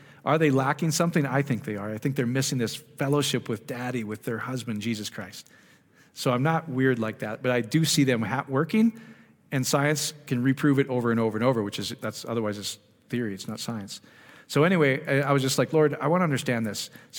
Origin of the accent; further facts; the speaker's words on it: Iowa, United States; So I'm slow from Iowa, but I finally get it.